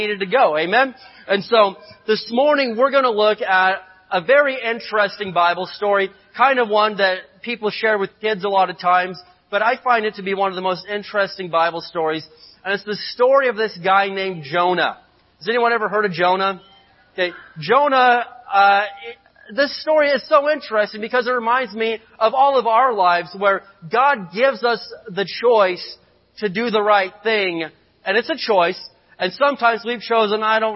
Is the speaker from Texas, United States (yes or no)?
no; Indiana, United States; moved away; I grew up in Indiana, and we grew up out in the country